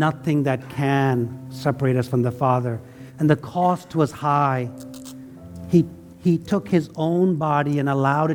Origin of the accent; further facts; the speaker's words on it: India; now in United States; I left India. I love India, right? But I'm also American